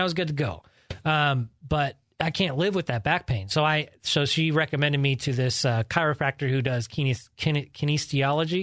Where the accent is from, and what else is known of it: Georgetown, California, United States; born or raised there; also born or lived in Sacramento, California